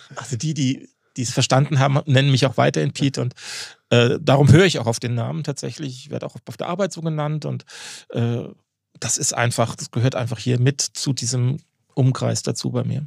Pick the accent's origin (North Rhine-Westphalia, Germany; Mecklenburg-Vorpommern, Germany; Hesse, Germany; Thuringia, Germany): Hesse, Germany; Darmstadt; moved away as an adult; also born or lived in Jork, Lower Saxony; now in Northern Germany; Ich bin gebürtig aus Darmstadt, mhm. also aus dem Rhein-Main-Gebiet